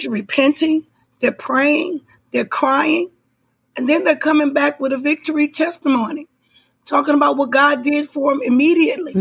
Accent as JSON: {"language": "English", "region": "Illinois", "country": "United States", "tie": "born or raised there", "said": "I was raised up in Illinois"}